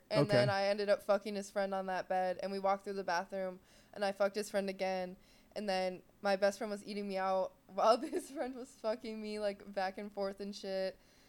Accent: Ohio, United States; And I'm from Ohio

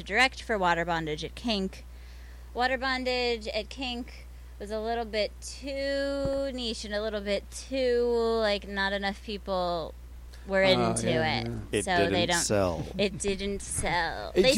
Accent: Florida, United States; also born or lived in Baltimore, Maryland; I was born in Baltimore and moved to Florida when I was young. So I consider myself from Florida

